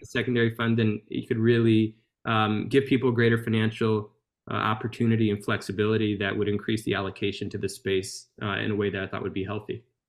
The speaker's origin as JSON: {"language": "English", "town": "Baton Rouge", "region": "Louisiana", "country": "United States", "tie": "born or raised there", "said": "my hometown, uh, which is Baton Rouge, Louisiana"}